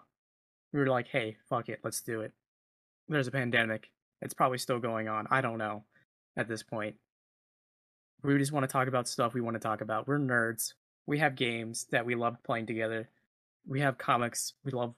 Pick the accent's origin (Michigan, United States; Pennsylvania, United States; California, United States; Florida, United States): Florida, United States; I'm from Florida